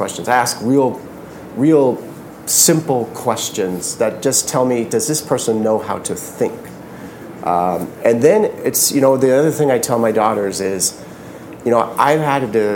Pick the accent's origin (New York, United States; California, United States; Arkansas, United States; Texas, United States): California, United States; San Jose; I grew up in the Bay Area, right in San Jose.